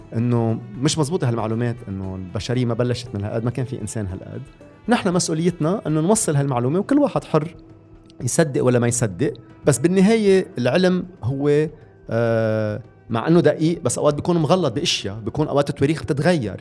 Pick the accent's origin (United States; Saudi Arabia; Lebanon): Lebanon; عندنا بلبنان